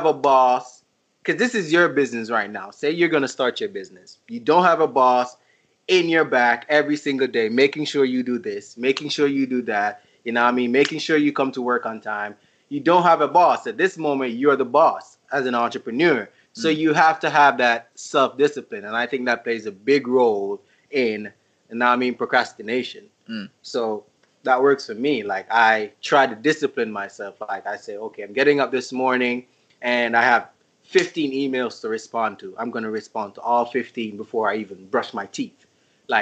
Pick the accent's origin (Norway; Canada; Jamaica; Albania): Jamaica; I'm from Jamaica. Wagwan, you know? Yeah. I live in Jamaica.